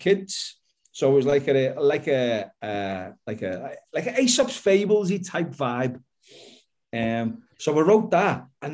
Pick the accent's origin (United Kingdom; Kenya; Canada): United Kingdom; Liverpool, North West England; I'm an author from Liverpool in the UK